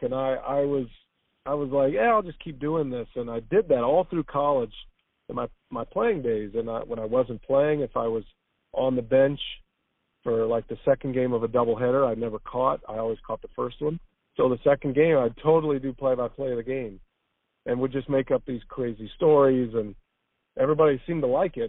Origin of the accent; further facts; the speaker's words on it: Texas, United States; moved away as an adult; now in Milwaukee, United States; I grew up in Texas